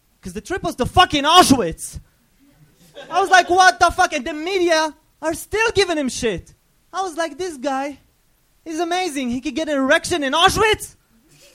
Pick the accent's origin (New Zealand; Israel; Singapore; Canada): Israel; moved away; I'm from Israel